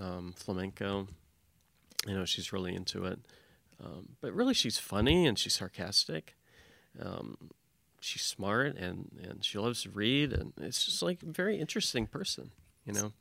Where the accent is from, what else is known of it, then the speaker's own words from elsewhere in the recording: Louisville, Kentucky, United States; I'm from, from Louisville, Kentucky.